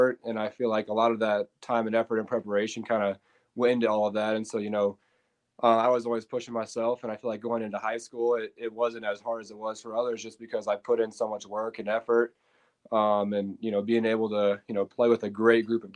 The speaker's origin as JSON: {"language": "English", "town": "Colorado Springs", "region": "Colorado", "country": "United States", "tie": "born or raised there", "said": "I was born and raised here in Colorado Springs, Colorado"}